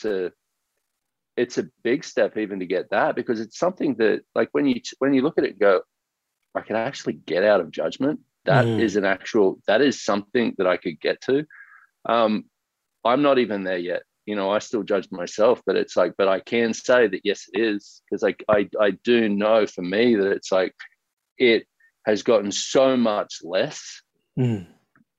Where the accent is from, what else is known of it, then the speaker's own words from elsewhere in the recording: Sunshine Coast, Queensland, Australia; growing up in Australia and especially on the Sunshine Coast